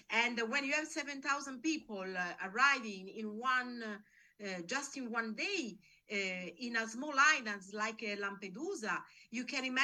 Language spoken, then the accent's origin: English; Nigeria; I'm not from Angola but I'm from Nigeria.